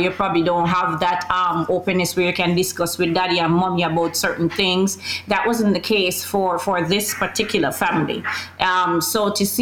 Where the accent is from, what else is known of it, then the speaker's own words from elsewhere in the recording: Jamaica; moved away as an adult; also born or lived in Queens, New York; now in New York, United States; moving away from Jamaica, coming here and starting all over again